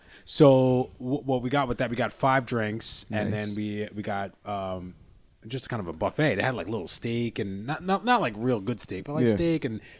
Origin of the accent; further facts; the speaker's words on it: United States; as an American.